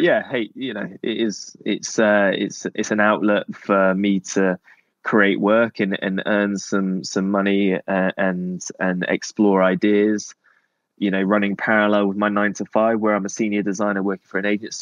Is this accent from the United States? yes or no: no; Cornwall, South West England, United Kingdom; living in Cornwall growing up